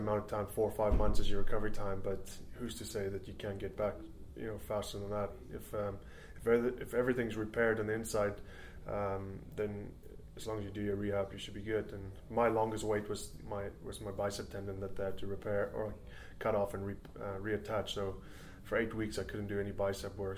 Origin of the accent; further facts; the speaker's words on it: South Africa; also born or lived in Canada; now in Scotland; I'm South African born